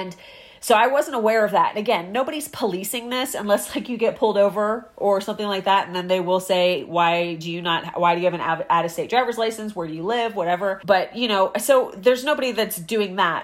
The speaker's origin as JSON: {"language": "English", "region": "Maryland", "country": "United States", "tie": "born or raised there", "also_born_or_lived": "South Carolina / California", "moved": "as an adult", "said": "I grew up in Maryland, so I was a resident there."}